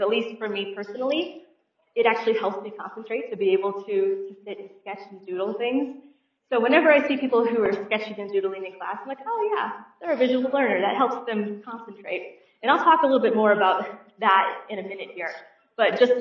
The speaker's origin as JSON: {"language": "English", "town": "St. Louis", "region": "Missouri", "country": "United States", "tie": "born or raised there", "said": "I was born and raised in St. Louis, Missouri"}